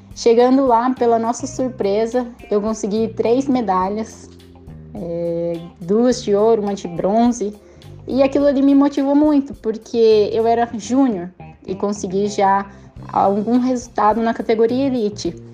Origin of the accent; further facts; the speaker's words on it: Cascavel, Paraná, Brazil; moved away as an adult; also born or lived in Italy / United States; sou natural de Cascavel, do Paraná.